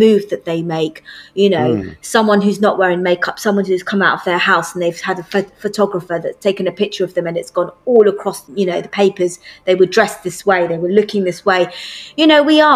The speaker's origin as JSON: {"language": "English", "country": "United Kingdom", "said": "I'm British Asian"}